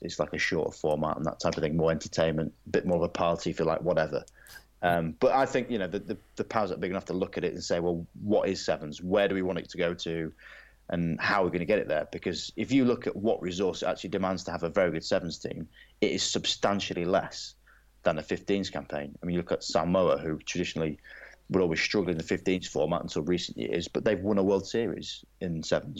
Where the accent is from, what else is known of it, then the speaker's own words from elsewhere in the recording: England, United Kingdom; as an Englishman